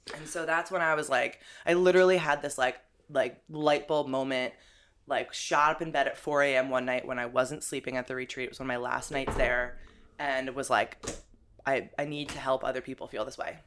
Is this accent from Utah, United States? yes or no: no; New Jersey, United States; moved away as an adult; also born or lived in Boulder, Colorado / Europe; now in New York, United States; I'm originally from Jersey, but I, uh, moved out to Boulder, Colorado